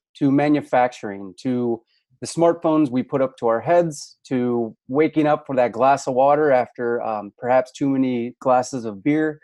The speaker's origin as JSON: {"language": "English", "town": "St. Louis", "region": "Missouri", "country": "United States", "tie": "born or raised there", "accent": "Midwest", "said": "I'm originally from the Midwest"}